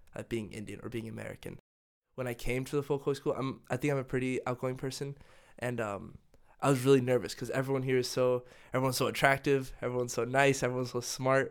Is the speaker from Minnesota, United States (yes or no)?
no; Dallas, Texas, United States; moved away as an adult; also born or lived in North Carolina / Ecuador; now in Denmark; originally, home was Dallas, Texas for me with my family